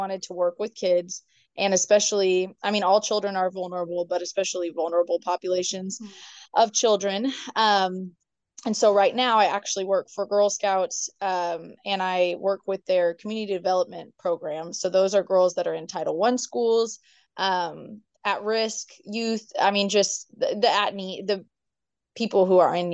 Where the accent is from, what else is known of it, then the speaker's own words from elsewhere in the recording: Northwest Washington, United States; moved away; also born or lived in Provo, Utah; We grew up in Washington State, Northwest Washington